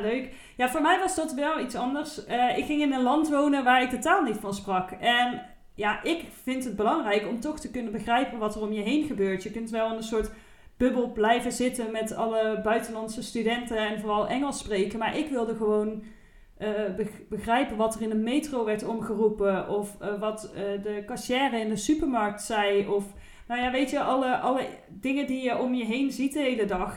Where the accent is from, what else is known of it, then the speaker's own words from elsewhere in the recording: Eindhoven, North Brabant, Netherlands; in Eindhoven, waar ik vandaan kom